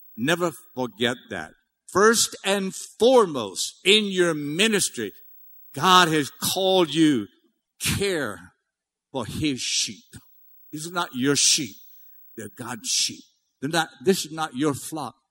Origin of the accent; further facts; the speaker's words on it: Cajun, Louisiana, United States; I'm Cajun. I'm big time Cajun.